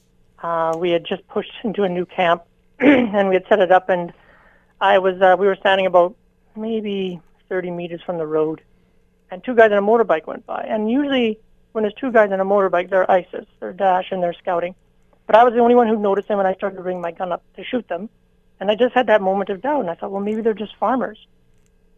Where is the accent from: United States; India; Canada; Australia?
Canada; I'm Canadian